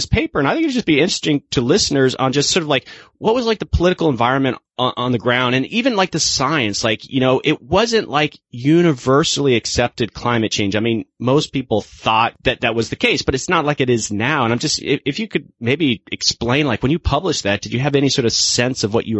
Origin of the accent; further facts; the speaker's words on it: Florida, United States; I'm from Florida